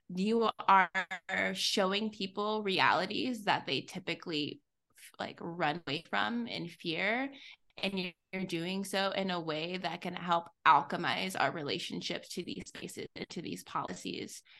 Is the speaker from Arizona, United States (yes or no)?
no; Texas, United States; I'm from Texas. I'm very Southern.